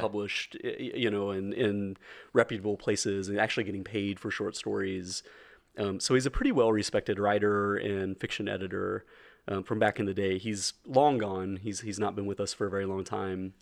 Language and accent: English; rural Middle Tennessee, United States; We, we, we are both from rural Middle T-, Middle Tennessee.